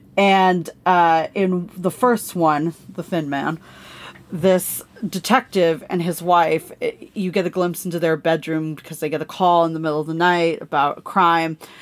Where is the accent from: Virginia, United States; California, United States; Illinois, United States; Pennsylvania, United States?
California, United States; also born or lived in San Diego; growing up in California, living in San Diego